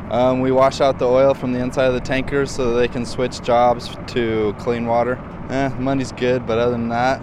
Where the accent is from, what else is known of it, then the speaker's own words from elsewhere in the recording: Boise, Idaho, United States; moved away as an adult; now in North Dakota, United States; I'm from Boise, Idaho.